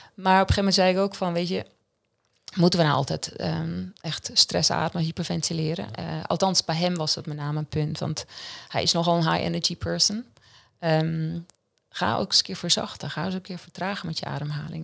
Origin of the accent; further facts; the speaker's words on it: Central Switzerland, Switzerland; Dutch is a second language; moved away as an adult; now in Netherlands; ik kom uit Centraal Zwitserland. het is dus het hartje van Zwitserland